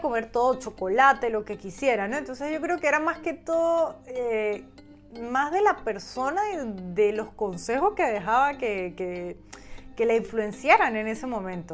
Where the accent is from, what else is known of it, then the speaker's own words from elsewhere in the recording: Venezuela; now in Spain; yo como venezolana